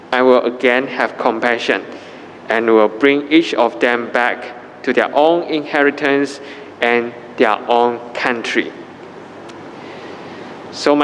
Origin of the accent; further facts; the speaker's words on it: Malaysia; as a Malaysian